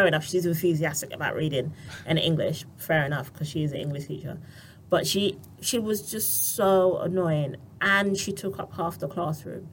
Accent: Barbados; I'm from Barbados.

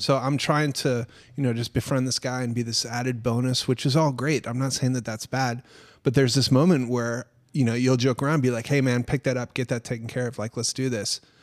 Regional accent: Minnesota, United States; I grew up in Minnesota, like, on a farm

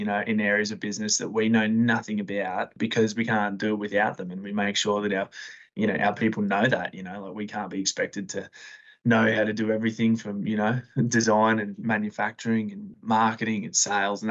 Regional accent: Sydney, New South Wales, Australia; now in Brisbane, Australia; I'm from Western Sydney

